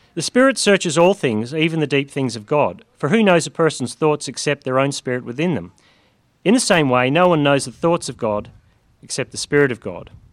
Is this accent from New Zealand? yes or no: no; Northern Ireland, United Kingdom; moved away; I come from Northern Ireland where everyone was Christian in a funny, vague way